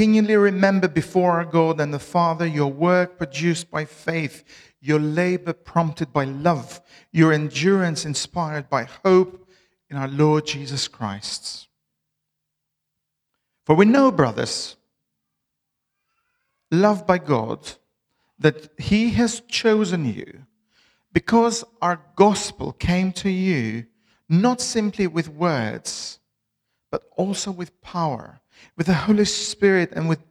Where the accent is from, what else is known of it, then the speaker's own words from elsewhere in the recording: Albania; English is a second language; moved away as an adult; now in Bristol, United Kingdom; I'm originally from Albania. I've lived in Bristol for the last 14 and a half years